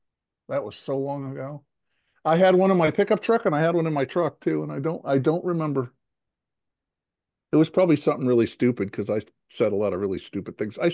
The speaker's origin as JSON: {"language": "English", "town": "Poughkeepsie", "region": "New York", "country": "United States", "tie": "born or raised there", "moved": "as an adult", "lives_now": "Los Angeles, United States", "said": "Between New York and Albany, there's just a whole lot of beauty. West Point and all those areas, just gorgeous. That's where I grew up."}